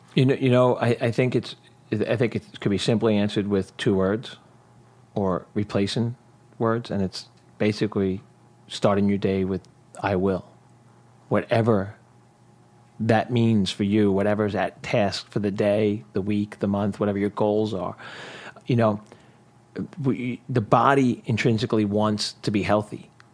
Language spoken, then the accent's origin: English; New York City, New York, United States; growing up in Brooklyn